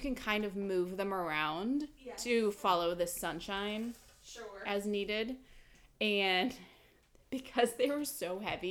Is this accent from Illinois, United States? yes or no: yes; Illinois, United States; we're from Illinois